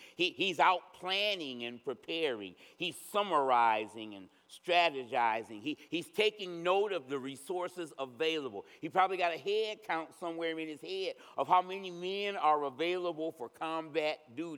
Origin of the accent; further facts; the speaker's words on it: United States; We were raised in America, this fiercely independent nation